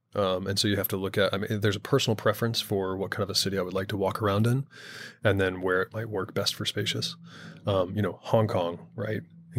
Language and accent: English; Houston, Texas, United States; But I grew up in Houston, Texas.